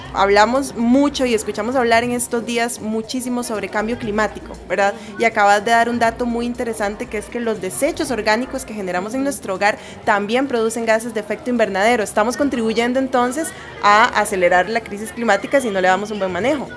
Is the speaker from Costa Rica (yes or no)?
yes; Costa Rica; nuestro país